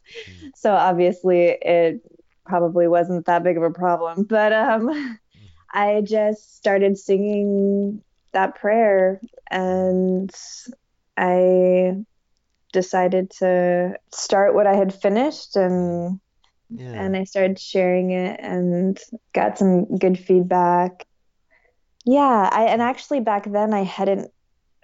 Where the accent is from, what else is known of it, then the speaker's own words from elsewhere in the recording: Riverside, California, United States; I grew up in Riverside, California